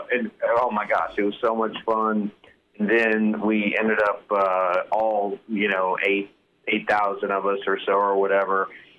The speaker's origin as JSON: {"language": "English", "town": "Lincoln", "region": "Nebraska", "country": "United States", "tie": "born or raised there", "also_born_or_lived": "Minnesota / New York City", "moved": "as an adult", "lives_now": "the South, United States", "said": "I grew up in Lincoln, went to college in Minnesota, lived in New York City for 15 years, but now I've been in the South for 15 years"}